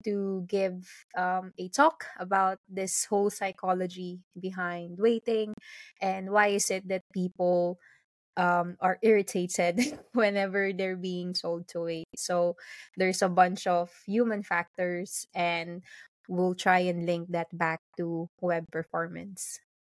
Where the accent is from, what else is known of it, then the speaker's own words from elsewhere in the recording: Philippines; now in London, United Kingdom; I'm currently based in London, but originally I'm from the Philippines